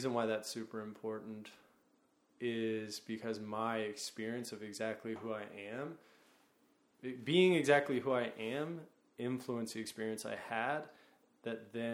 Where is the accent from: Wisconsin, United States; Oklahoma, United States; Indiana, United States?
Oklahoma, United States; now in New York, United States; I'm from Oklahoma